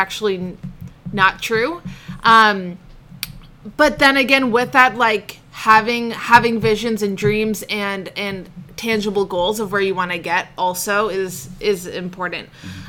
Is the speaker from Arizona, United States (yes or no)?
no; the Seacoast, New Hampshire, United States; also born or lived in Portland, Oregon / Oman / England; I moved to the seacoast when I was about eight. Okay. And I've been here ever since